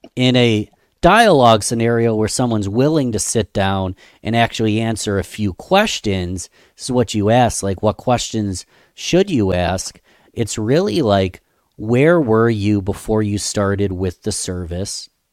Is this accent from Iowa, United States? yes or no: no; Rochester, New York, United States; small business owners in my hometown